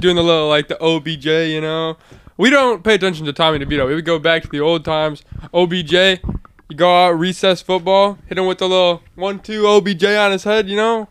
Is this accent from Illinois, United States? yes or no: yes; Elmhurst, Illinois, United States; we're actually from Elmhurst, Illinois. It's just a small town. I'm a senior in high school right now